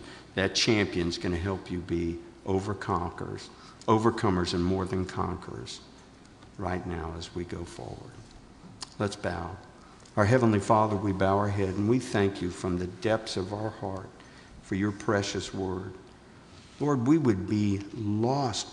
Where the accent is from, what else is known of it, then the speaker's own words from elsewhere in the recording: the South, United States; I'm from the South